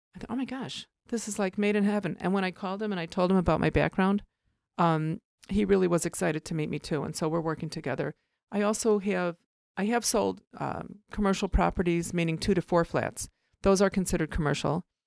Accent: Oak Park, Illinois, United States; also born or lived in Chicago, Illinois; I grew up in Elmwood Park and Oak Park

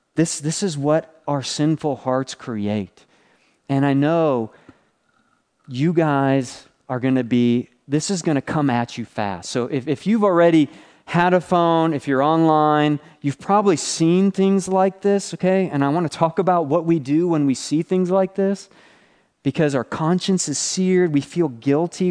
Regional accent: Buffalo, New York, United States; So I'm from Buffalo, New York. I used to live on Niagara Falls Boulevard

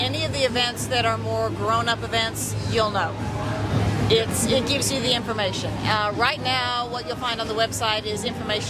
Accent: Illinois, United States; now in Key West, United States; I'm originally from Illinois. But I swam into Key West a long time ago

